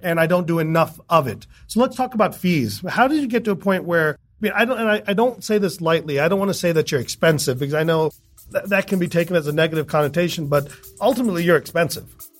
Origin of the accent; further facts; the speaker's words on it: United States; I'm American